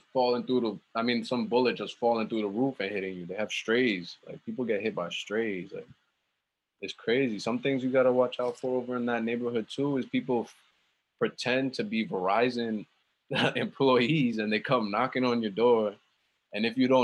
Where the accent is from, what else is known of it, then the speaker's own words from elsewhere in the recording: New York City, New York, United States; also born or lived in Wisconsin / Long Island; growing up in Queens, we didn't really have money like that until we moved to Long Island